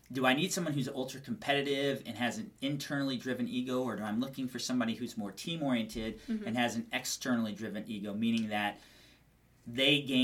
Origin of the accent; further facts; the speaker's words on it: Albuquerque, New Mexico, United States; moved away as an adult; now in Phoenix, United States; born and raised in Albuquerque, New Mexico, moved out here to Phoenix, Arizona about 12 years ago.